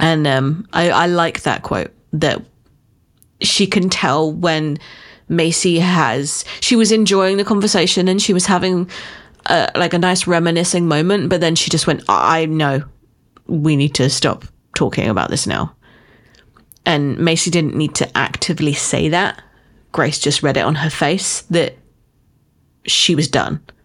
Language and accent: English; United Kingdom; as a Brit